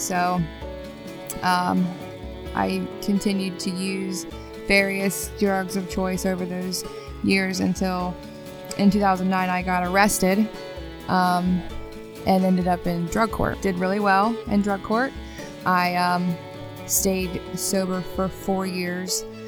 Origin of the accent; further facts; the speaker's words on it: Parkersburg, West Virginia, United States; I grew up in Parkersburg